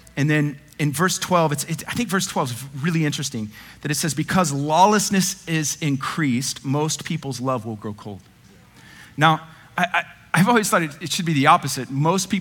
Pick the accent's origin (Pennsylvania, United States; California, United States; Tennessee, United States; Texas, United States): Texas, United States; Dallas; I'm white. I grew up in North Dallas.